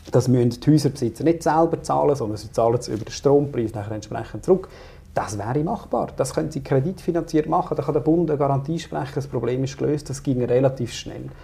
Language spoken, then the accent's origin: German; Aargau, Switzerland; ich komme aus dem Süden Aargau.